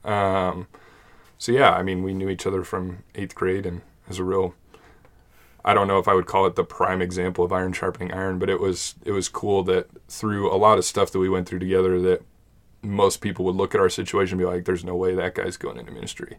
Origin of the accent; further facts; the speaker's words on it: Monument, Colorado, United States; we grew up in Monument